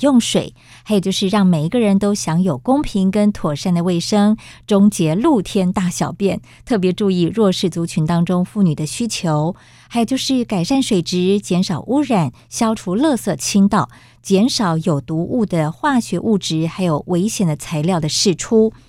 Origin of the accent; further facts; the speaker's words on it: Taiwan; 我们台湾人真是幸福